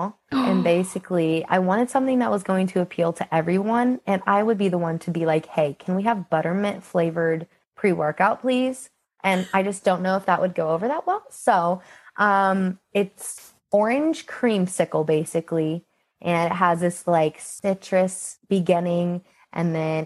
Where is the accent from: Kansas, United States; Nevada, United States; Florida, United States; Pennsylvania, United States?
Kansas, United States; I just turned 24 and I'm from Kansas